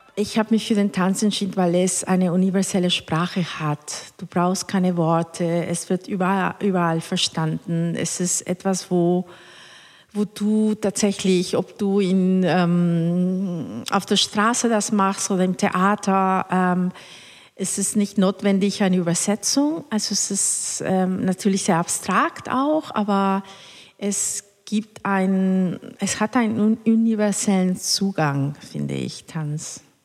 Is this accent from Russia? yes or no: no; Cuernavaca, Morelos, Mexico; born or raised there; German is a second language; moved away as an adult; also born or lived in Mexico City / Hannover; now in Hamburg, Germany